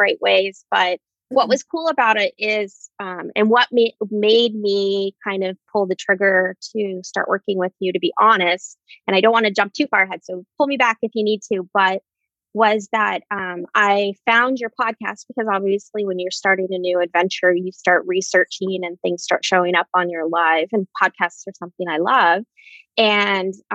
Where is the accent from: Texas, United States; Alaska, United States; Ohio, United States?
Alaska, United States; Anchorage; moved away as an adult; back in my hometown in Anchorage, Alaska